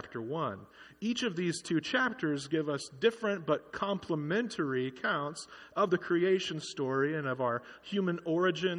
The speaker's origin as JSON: {"language": "English", "town": "Kingsburg", "region": "California", "country": "United States", "tie": "born or raised there", "said": "working at CVS in my hometown of Kingsburg"}